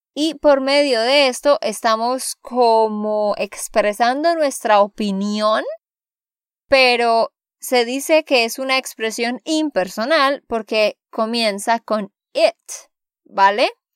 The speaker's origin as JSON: {"language": "Spanish", "region": "Santander", "country": "Colombia", "said": "de Santander, Colombia"}